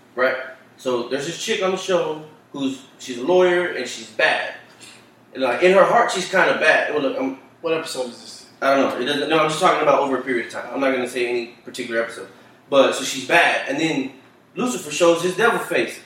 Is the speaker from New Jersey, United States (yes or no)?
no; Dallas, Texas, United States; we grew up in Oak Cliffs, it's nothing but Hispanic